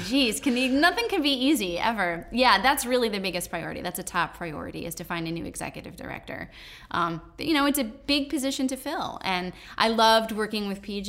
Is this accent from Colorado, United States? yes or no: no; Danbury, Connecticut, United States; I grew up here.